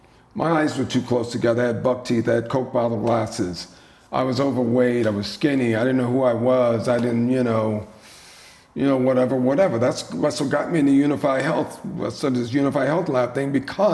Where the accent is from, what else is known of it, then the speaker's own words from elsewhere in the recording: the South, United States; So growing up in the South, eating the best